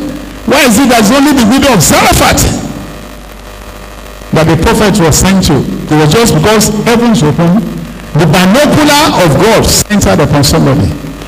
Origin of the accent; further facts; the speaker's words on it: Arochukwu, Abia, Nigeria; born there; I was born in Arochukwu, very close to Unewi.